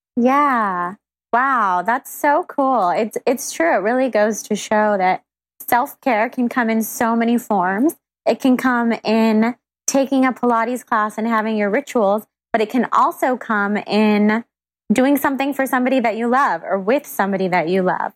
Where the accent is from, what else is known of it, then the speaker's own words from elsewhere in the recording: Sacramento, California, United States; moved away; I'm from Sacramento and I go back all the time